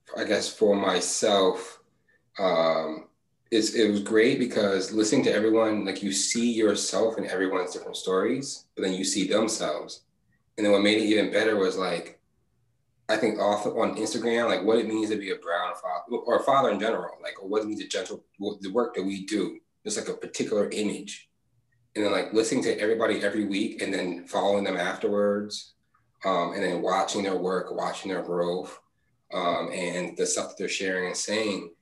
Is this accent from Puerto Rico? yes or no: yes; Puerto Rico; I'm coming from the Caribbean, from Puerto Rico.